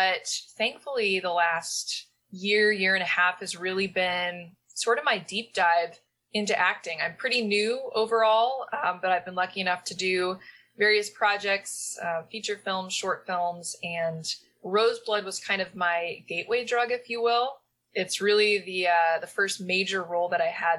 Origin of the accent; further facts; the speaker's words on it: Omaha, Nebraska, United States; now in East Coast, United States; I'm from Omaha, like right on the border. I went to Elkhorn Public Schools, Elkhorn, Nebraska. So yeah, growing up, it was like, you know, my parents moved into the nothingness that Elkhorn was at the time